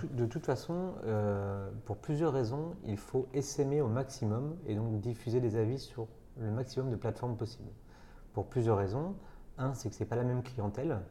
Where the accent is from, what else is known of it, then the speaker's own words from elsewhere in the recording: Nantes, Pays de la Loire, France; je suis nantais d'origine